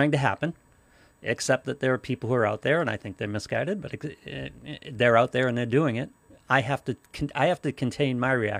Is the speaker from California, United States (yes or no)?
no; Massachusetts, United States; I was raised in Massachusetts